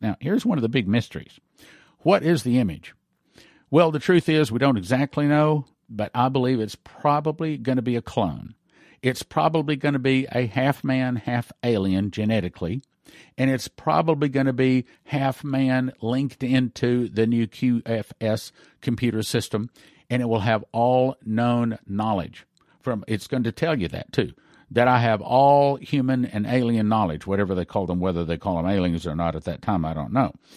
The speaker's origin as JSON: {"language": "English", "region": "Texas", "country": "United States", "said": "being Texan"}